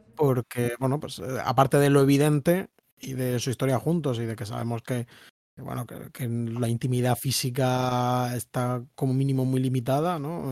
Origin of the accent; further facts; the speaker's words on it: Murcia, Region of Murcia, Spain; yo, que soy de Murcia, que es un sitio de donde se va la gente